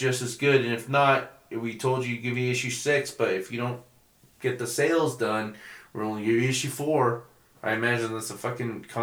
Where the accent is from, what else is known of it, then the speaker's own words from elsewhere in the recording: Albuquerque, New Mexico, United States; now in Colorado, United States; I'm from Albuquerque.